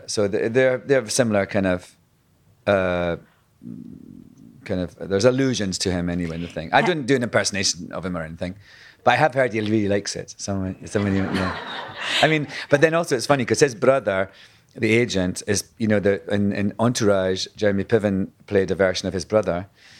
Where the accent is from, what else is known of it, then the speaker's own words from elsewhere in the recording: Scotland, United Kingdom; when I was at drama school, being Scottish, I was... told then, kind of an archaic sort of way, that I would never work unless I, you know, learned how to speak in RP, received posh English, basically. So from the word go, I had to learn how to lose my accent